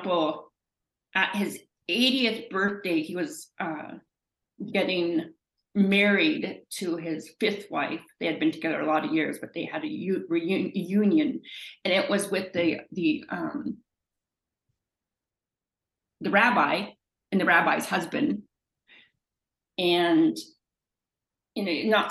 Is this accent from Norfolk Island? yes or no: no; Canada; I'm Canadian